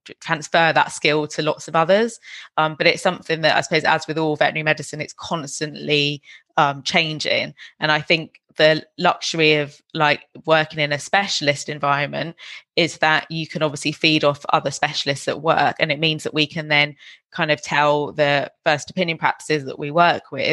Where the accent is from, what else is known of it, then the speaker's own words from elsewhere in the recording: Jamaica; now in Glasgow, United Kingdom; I was born in Jamaica